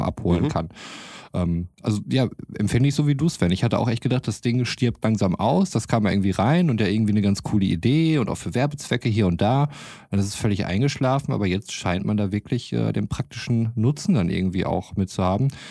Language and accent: German; North Rhine-Westphalia, Germany; als Ostwestfale